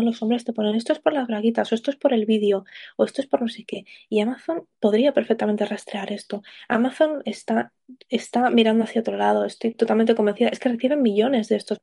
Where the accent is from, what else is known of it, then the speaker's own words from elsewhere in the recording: Spain; yo soy española